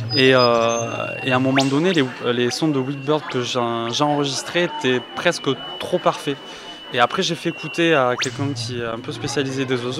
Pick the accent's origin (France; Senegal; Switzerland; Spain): France; Albi, Occitania; also born or lived in Paris; now in Toulouse, France; je suis originaire de la région de Toulouse